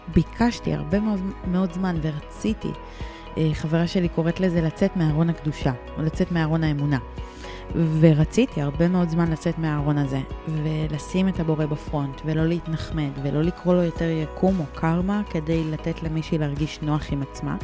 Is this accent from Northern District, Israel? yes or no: no; Ramat Gan, Tel Aviv District, Israel; גדלתי והתחנכתי ברמת גן